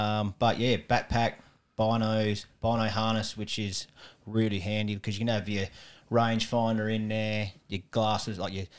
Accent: southeast of South Australia, Australia; moved away as an adult; now in Adelaide, Australia; But originally from the southeast of South Australia, down at Padua.

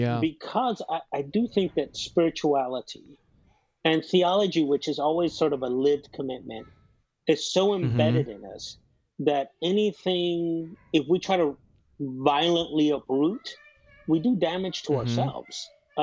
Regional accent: Chicago, Illinois, United States; You know, I grew up in Chicago. Chicago is the birthplace of house music.

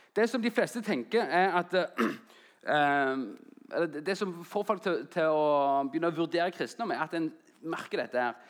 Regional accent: Jæren, Rogaland, Norway; moved away as an adult; also born or lived in Oslo / Grimstad; jeg kom fra Jæren, en liten plass etter Klepp. og Så flytta jeg til Oslo for å studere

